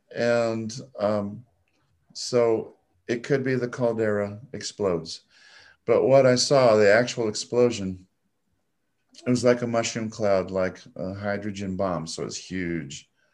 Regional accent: Nebraska, United States; I was born and raised in Nebraska

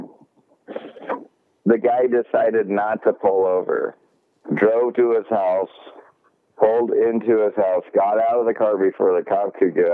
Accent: Tacoma, Washington, United States; I'm from Tacoma, and we're kind of close to Seattle

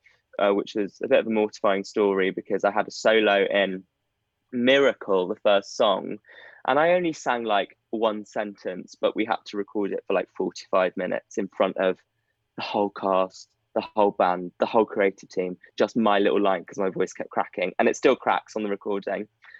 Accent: Midlands, United Kingdom; accent: Midlands; And I had my Midlands accent knocked out of me.

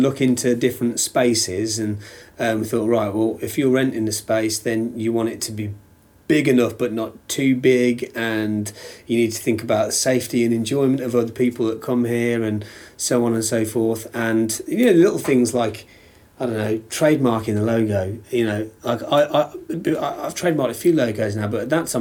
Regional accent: Halesowen, West Midlands, United Kingdom; I grew up in Hales Owen

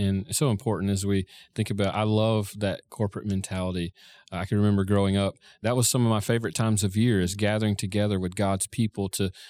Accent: Florida, United States; So I grew up in Florida. Christmas was 80 degrees or 85 degrees.

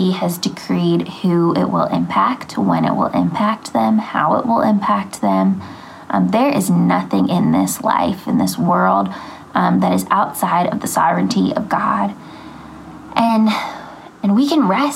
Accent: Phoenixville, Pennsylvania, United States; I am from Phoenixville, Pennsylvania.

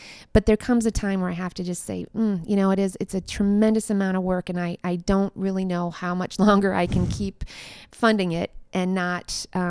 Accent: Minnesota, United States; my community that I grew up in Minnesota actually is starting it this summer

